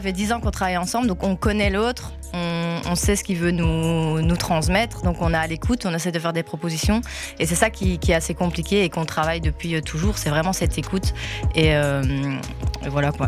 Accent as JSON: {"language": "French", "town": "La Louvière", "region": "Wallonia", "country": "Belgium", "said": "j'ai 26 ans, euh, la Louvière aussi"}